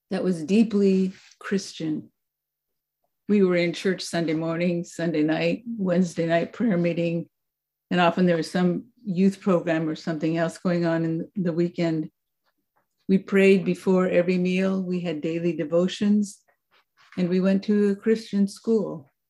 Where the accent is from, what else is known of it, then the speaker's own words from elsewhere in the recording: Mexico; also born or lived in Vancouver, Washington, United States; I was born in Vancouver, Washington, just across the river. And for the first years of my childhood, um, lived in that community. We moved far away from Vancouver, and I grew up the latter part of my childhood in Mexico.